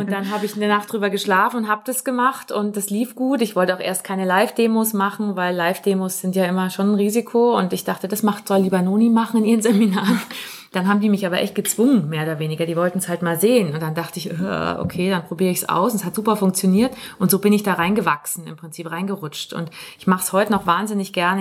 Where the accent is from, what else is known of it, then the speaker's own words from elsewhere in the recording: Munich, Bavaria, Germany; wir kommen beide aus München und sind Mutter und Tochter. Also ich bin die Tochter